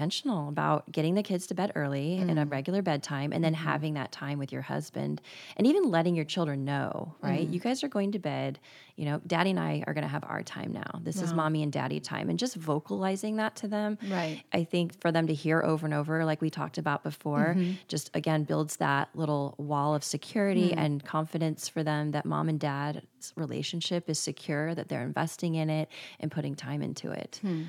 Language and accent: English; Tallahassee, Florida, United States; born there; And I was born in Tallahassee, both northern Florida cities.